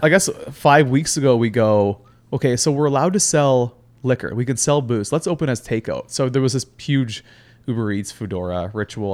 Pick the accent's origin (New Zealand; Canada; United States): Canada; Halifax, Nova Scotia; moved away as an adult; also born or lived in Whistler / Vancouver; now in Toronto, Canada; so I'm actually born and raised in Halifax, Nova Scotia.